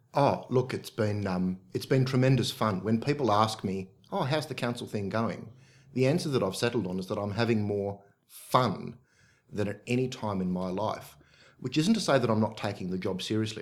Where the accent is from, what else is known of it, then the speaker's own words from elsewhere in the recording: Oakville, New South Wales, Australia; I'm from the Oakville area